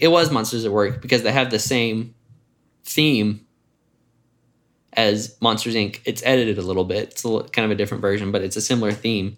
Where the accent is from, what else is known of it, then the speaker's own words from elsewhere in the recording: Jackson, United States; moved away as an adult; now in Atlanta, United States; I grew up in Jackson